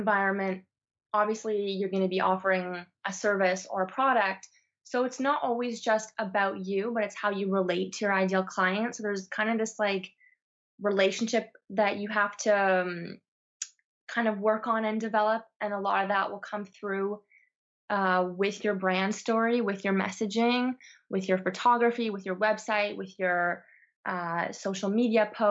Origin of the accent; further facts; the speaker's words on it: Toronto, Ontario, Canada; moved away as an adult; also born or lived in Montreal, Canada; now in south of France, France; I'm from Toronto. I went to school in Montreal